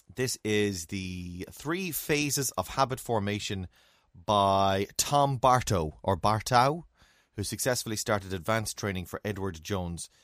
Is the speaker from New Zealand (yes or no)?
no; Ireland; we're Irish and we're raised in Ireland